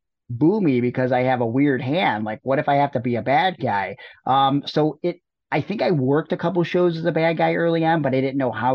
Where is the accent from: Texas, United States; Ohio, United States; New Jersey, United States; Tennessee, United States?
Ohio, United States; Cleveland; born or raised there; moved away